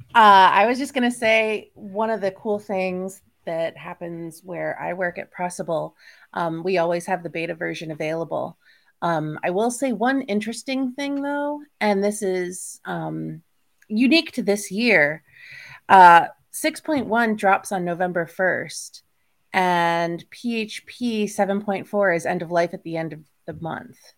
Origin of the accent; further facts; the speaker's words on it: United States; I'm American